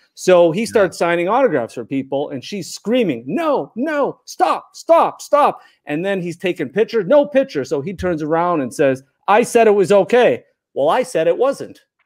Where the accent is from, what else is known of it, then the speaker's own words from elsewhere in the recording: Chicago, Illinois, United States; I grew up in Chicago